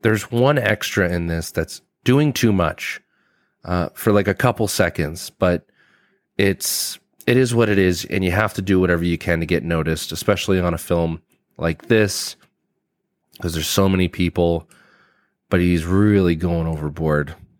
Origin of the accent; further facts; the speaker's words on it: Canada; I'm from Canada and we don't have a lot of armories in business buildings